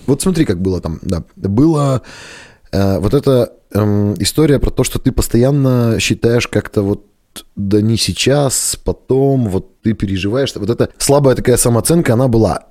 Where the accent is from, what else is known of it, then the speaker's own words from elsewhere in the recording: Kalinino, Perm Krai, Russia; also born or lived in Dijon, France; now in Perm, Russia; я сам из Калинина, это где Белогорский монастырь, вот село у нас